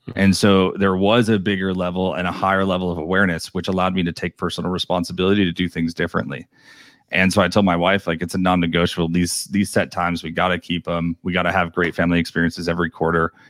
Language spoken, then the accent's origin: English; New York, United States; moved away; I'm originally from New York